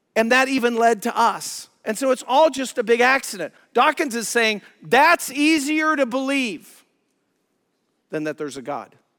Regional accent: Colorado, United States; moved away; I'm from Colorado, love the Rockies, love the mountains

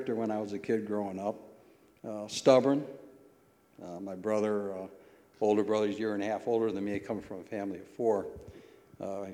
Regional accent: Toledo, Ohio, United States; I was raised in the Old West End

